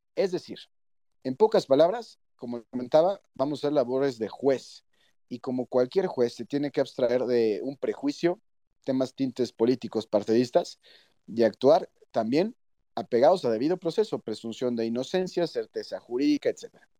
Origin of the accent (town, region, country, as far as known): Mexico